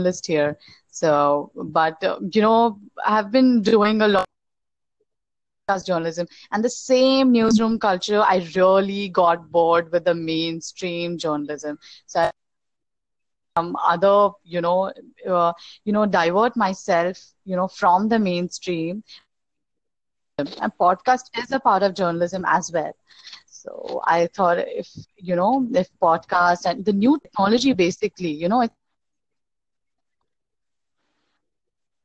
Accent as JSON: {"language": "English", "country": "India", "said": "I'm from India"}